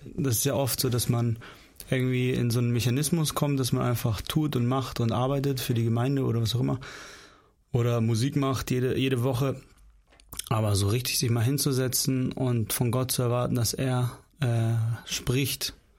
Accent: Northern Germany, Germany; also born or lived in Kyrgyzstan; Also die meiste Zeit sind wir eigentlich im Norden Deutschlands aufgewachsen. Ich war eins, als wir aus Kirgistan hergekommen sind.

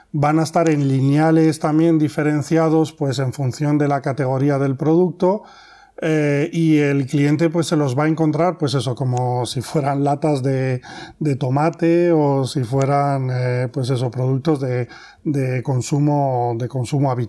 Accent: France; now in Spain; nosotros eh, venimos de Francia y veníamos ya con una experiencia en este sector de actividad y aquí en España

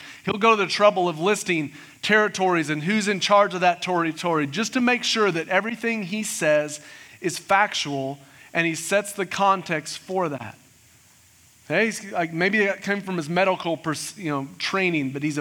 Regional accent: Springfield, United States; I grew up in Springfield, a little school called Sunshine Elementary just down the road.

